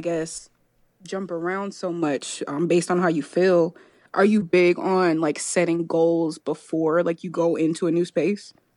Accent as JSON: {"language": "English", "town": "Rochester", "region": "New York", "country": "United States", "tie": "born or raised there", "moved": "yes", "lives_now": "Chapel Hill, United States", "said": "I grew up in Rochester, New York"}